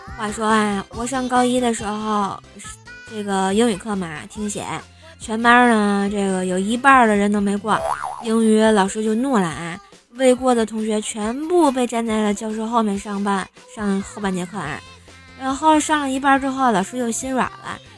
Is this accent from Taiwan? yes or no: no; Tianjin, China; moved away; 我是天津的妈